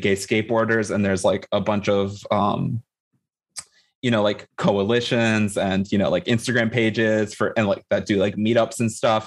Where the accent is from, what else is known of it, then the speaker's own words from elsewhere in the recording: Cresskill, New Jersey, United States; also born or lived in London; when I moved from London, I moved to like a suburb of New York City, but like this town in New Jersey called Creskill